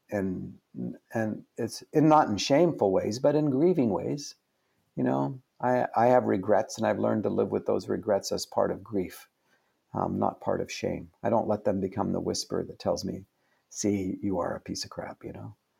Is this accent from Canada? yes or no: yes; Canada; I'm Canadian